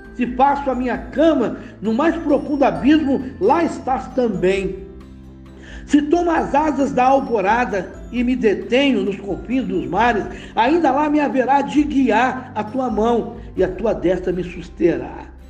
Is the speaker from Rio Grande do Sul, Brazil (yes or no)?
no; Nova Iguaçu, Rio de Janeiro, Brazil; moved away; also born or lived in Belo Horizonte; antes de vir servir o exército, no Rio de Janeiro